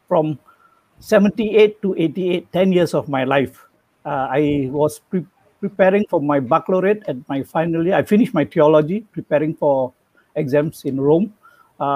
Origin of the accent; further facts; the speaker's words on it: Butterworth, Penang, Malaysia; I'm from Penang, Butterworth.